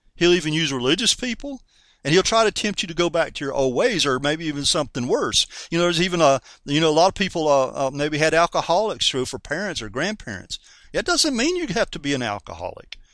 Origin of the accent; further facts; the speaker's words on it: North Carolina, United States; I'm a Southerner from North Carolina, you know, and us Southern folks like to say, I reckon